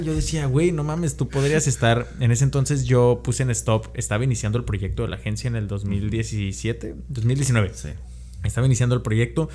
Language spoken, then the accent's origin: Spanish; Mexico; traía ese chip que nos meten como mexicanos